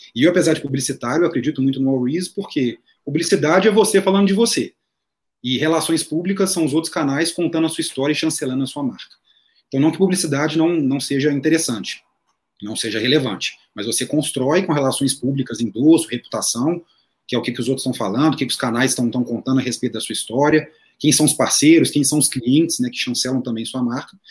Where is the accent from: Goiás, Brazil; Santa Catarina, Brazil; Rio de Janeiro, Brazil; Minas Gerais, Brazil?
Minas Gerais, Brazil; sou mineiro, publicitário, filho único